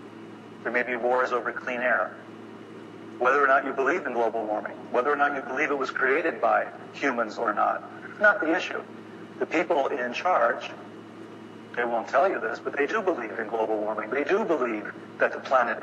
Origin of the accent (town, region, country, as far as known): Chicago, Illinois, United States; born or raised there